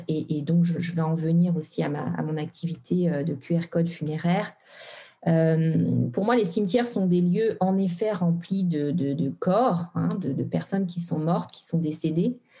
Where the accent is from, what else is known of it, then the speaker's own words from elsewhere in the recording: Normandy, France; also born or lived in Brittany; now in Haute-Savoie, France; je suis originaire en fait de la Normandie